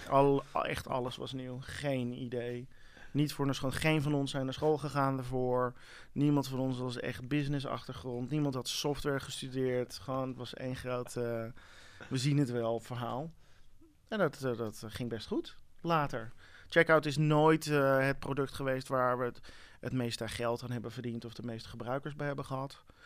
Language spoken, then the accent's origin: Dutch; Amsterdam, North Holland, Netherlands; also born or lived in United States; letterlijk hier uit Amsterdam